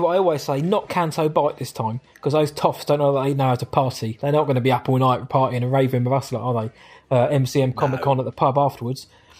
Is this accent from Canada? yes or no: no; England, United Kingdom; we're English.